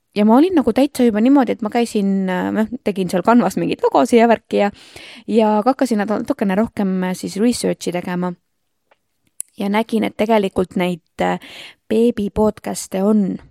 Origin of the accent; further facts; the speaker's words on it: Rapla, Rapla County, Estonia; Rapla on minu kodulinn, ma olen siin eluaeg elanud